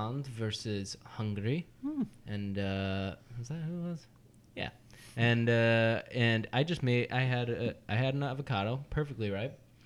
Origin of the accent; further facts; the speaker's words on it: East Coast, United States; growing up in the East Coast